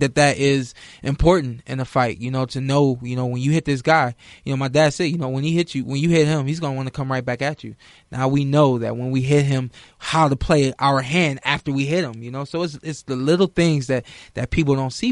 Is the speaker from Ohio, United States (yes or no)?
yes; Ohio, United States; I'm from Ohio